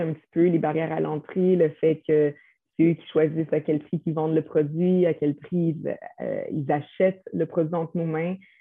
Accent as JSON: {"language": "French", "region": "Quebec", "country": "Canada", "tie": "born or raised there", "said": "on vient du Québec, on est né ici"}